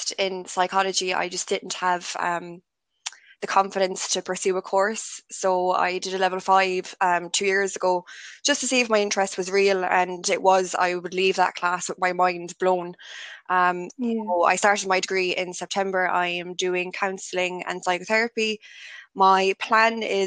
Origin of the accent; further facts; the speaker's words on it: Limerick, Munster, Ireland; I'm from Limerick City